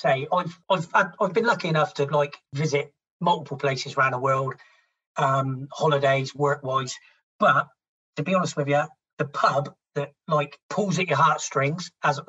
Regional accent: Somerset, South West England, United Kingdom; Believe it or not, I'm from Somerset

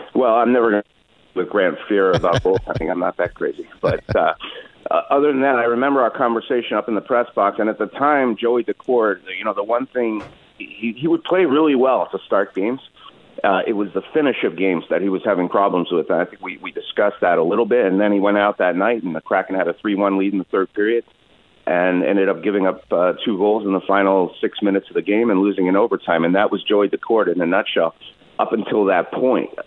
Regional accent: Canada; now in Seattle, United States; growing up in Canada

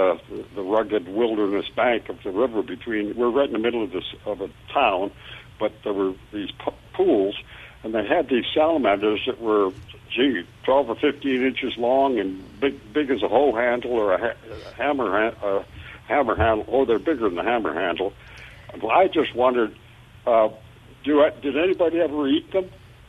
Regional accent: Ontario, Canada; now in Starkville, United States; I grew up in Canada and had never even heard of a salamander. We lived on the banks of the biggest river flowing into the top of Lake Erie.

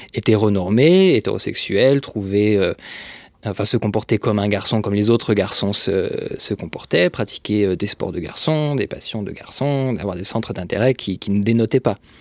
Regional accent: France; also born or lived in Franche-Comté / Brittany; j'ai grandi euh, en Franche-Comté puis en Bretagne, enfin en province essentiellement

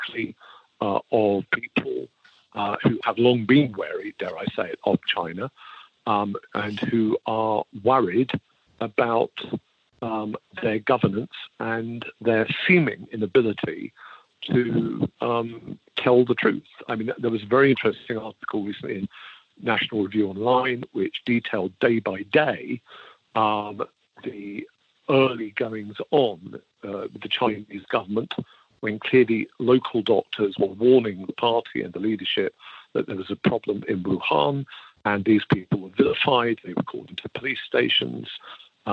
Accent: United Kingdom; I can say this as a Brit

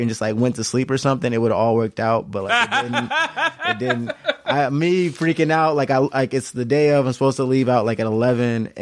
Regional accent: United States; I'm an American

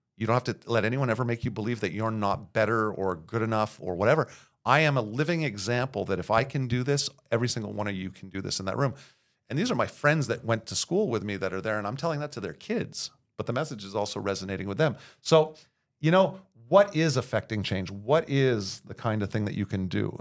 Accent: Montreal, Quebec, Canada; born and raised in Verdun.

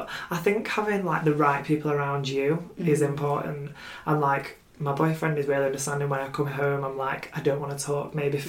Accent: United Kingdom

